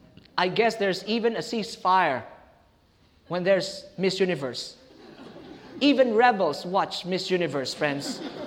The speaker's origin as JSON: {"language": "English", "town": "Pasay", "region": "Metro Manila", "country": "Philippines", "said": "I'm from Pasay, going to the airport."}